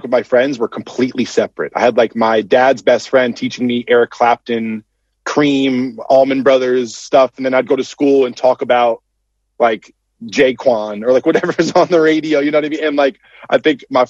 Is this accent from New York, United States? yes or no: no; Connecticut, United States; grew up in Connecticut